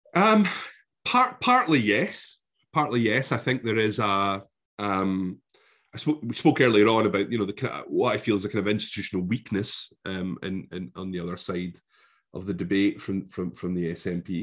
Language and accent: English; Scotland, United Kingdom; despite being utterly immersed in this brilliant country, for the government government of my country, I am deemed as not being Scottish.